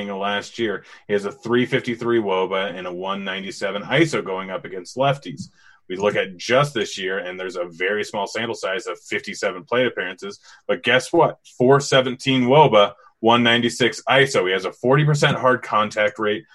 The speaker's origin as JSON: {"language": "English", "region": "Washington", "country": "United States", "tie": "born or raised there", "moved": "yes", "lives_now": "Colorado, United States", "said": "I was born and raised in Washington"}